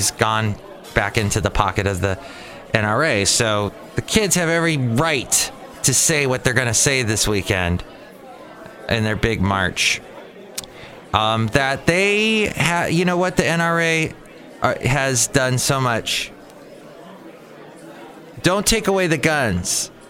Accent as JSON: {"language": "English", "town": "Los Angeles", "region": "California", "country": "United States", "tie": "born or raised there", "lives_now": "Bay Area, United States", "said": "growing up in the Los Angeles area."}